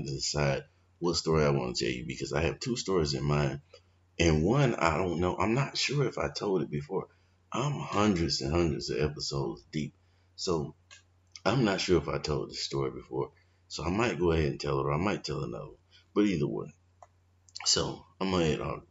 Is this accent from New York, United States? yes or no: no; Valdosta, Georgia, United States; I grew up in Valdosta, Georgia, Lowndes County, the deep South